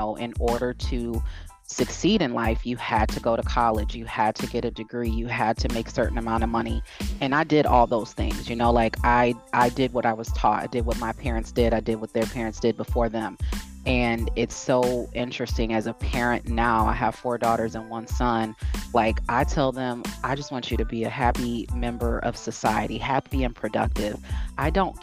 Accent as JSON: {"language": "English", "region": "Midwest", "country": "United States", "tie": "born or raised there", "also_born_or_lived": "East Coast, United States", "moved": "yes", "lives_now": "West Coast, United States", "said": "I grew up in the Midwest. I have been on the East Coast for 20 years. Now I live on the West Coast"}